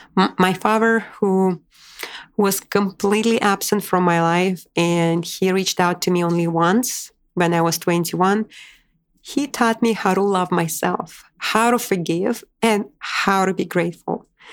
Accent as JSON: {"language": "English", "region": "Moscow", "country": "Russia", "also_born_or_lived": "Boise, United States / Washington, D.C., United States", "moved": "yes", "lives_now": "New York City, United States", "said": "I moved from Moscow, Russia to Boise, Idaho to Washington, D.C. and ultimately to my dream destination where I instantly felt home, New York City"}